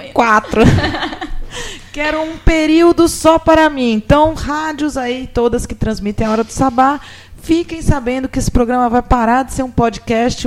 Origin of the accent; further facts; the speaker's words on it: São Carlos, São Paulo, Brazil; moved away; eu estou voltando visitar a minha terra